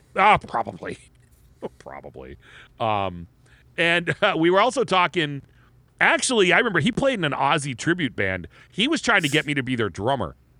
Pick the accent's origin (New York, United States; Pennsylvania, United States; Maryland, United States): Pennsylvania, United States; Erie; we're from Erie